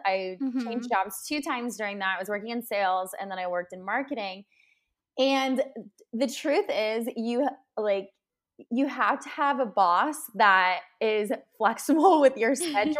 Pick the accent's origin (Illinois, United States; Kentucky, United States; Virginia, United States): Kentucky, United States; I was coming from out of state. I was coming from Kentucky. I moved mm-hmm. to the East Coast.